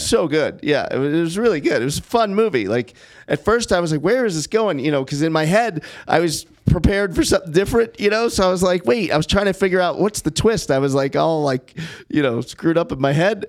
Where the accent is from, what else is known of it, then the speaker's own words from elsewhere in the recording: Los Angeles, California, United States; I grew up in Brentwood